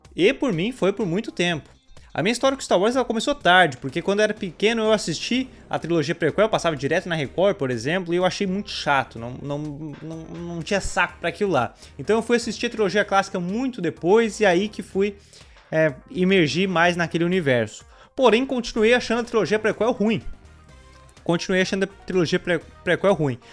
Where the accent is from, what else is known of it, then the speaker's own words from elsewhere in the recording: Brazil; sendo brasileiro